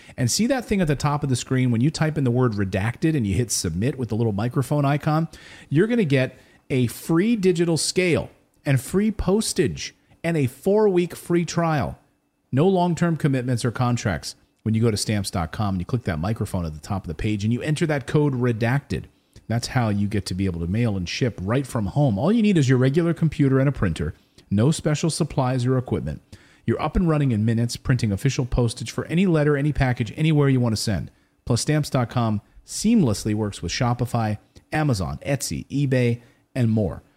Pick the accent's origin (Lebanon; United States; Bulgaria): United States; I am American